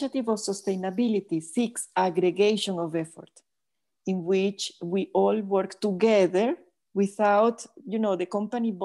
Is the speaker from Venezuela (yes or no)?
yes; Venezuela; I am Italian, but I was born and raised in Venezuela